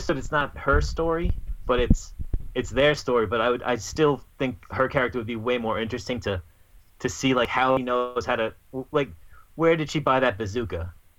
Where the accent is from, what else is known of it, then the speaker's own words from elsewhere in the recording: New York, United States; I'm from New York, so we just say mean things.